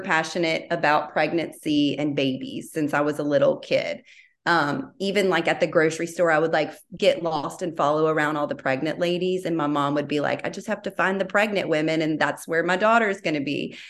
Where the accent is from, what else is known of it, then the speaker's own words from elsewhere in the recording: Baton Rouge, Louisiana, United States; moved away as an adult; now in Austin, United States; I am from Baton Rouge, born and raised.